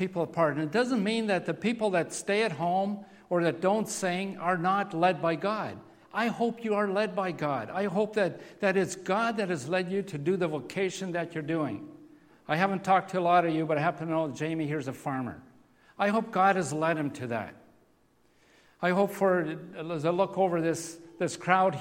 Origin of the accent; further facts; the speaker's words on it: Steinbach, Manitoba, Canada; moved away; we grew up in Steinbeck